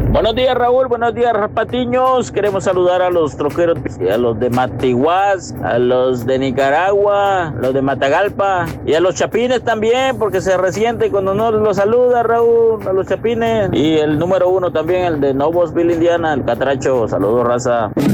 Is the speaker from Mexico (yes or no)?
yes; Mexico; como mexicano